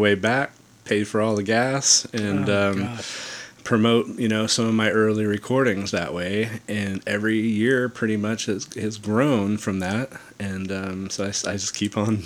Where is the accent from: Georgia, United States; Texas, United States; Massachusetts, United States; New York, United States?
New York, United States; Cranberry Lake; moved away; I grew up in the Northeast, and so my folks are still up in northern New York, Cranberry Lake, New York.